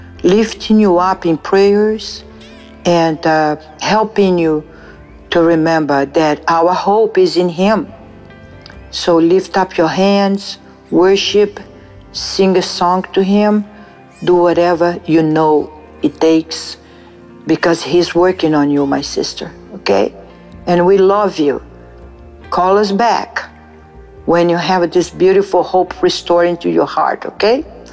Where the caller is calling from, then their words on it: San Diego, California, United States; Hello, my brothers and sisters. … from San Diego.